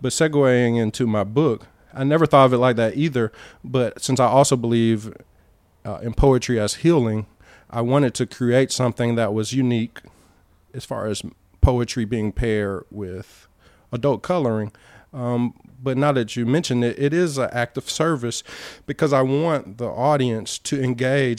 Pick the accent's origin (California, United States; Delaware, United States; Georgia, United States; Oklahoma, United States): Georgia, United States; Albany; born or raised there; accent: Southern; moved away as an adult; also born or lived in Cleveland, Ohio; now in United Arab Emirates